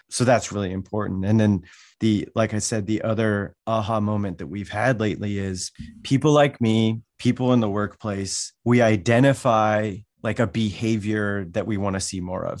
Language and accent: English; Wyoming, United States; also born or lived in Washington, D.C.; now in Des Moines, United States; I grew up in Wyoming